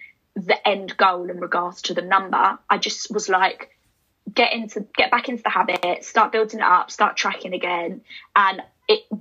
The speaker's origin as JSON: {"language": "English", "country": "United Kingdom", "tie": "born or raised there", "moved": "as an adult", "lives_now": "London, United Kingdom", "said": "my hometown is quite close to London"}